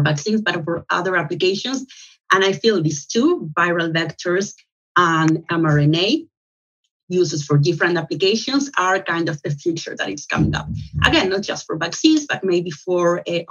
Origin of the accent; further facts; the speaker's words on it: Chile; moved away as an adult; also born or lived in Santiago, Chile; now in Amsterdam, Netherlands; I am originally from Chile in Latin America